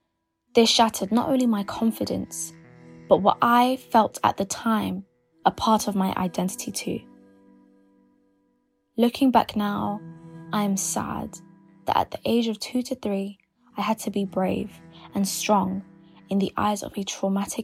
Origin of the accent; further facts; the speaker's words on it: London, United Kingdom; I'm a YouTuber from London